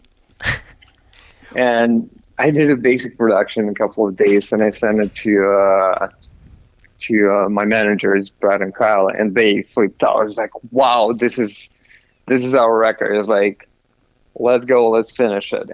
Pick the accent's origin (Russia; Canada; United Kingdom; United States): Russia; moved away; originally I'm from Russia